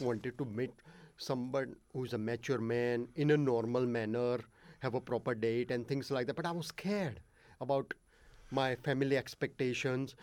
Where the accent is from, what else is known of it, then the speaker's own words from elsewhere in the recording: Ahmedabad, Gujarat, India; first language Gujarati; English is a second language; moved away; I was born in India um, in a seventh biggest city called Ahmedabad